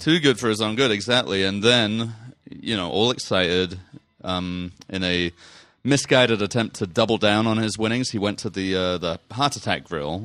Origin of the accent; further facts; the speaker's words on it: England, United Kingdom; now in United States; I'm from England. We have none of this kind of nature there.